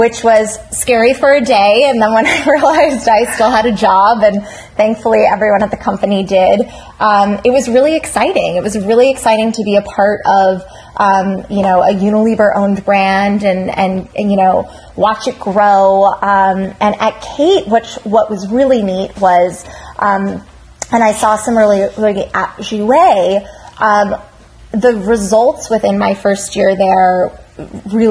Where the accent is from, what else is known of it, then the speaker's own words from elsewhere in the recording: United States; moved away as an adult; now in Los Angeles, United States; I am originally from the East Coast. I'm a New York / Jersey girl